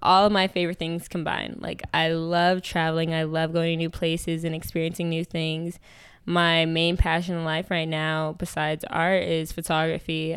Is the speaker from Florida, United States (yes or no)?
no; New York, United States; I'm from New York. I grew up in, like, a very predominantly, like, w, uh, white area.